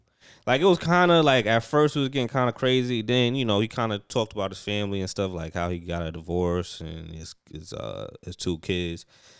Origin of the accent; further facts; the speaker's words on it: Queens, New York, United States; I'm from Queens, yo.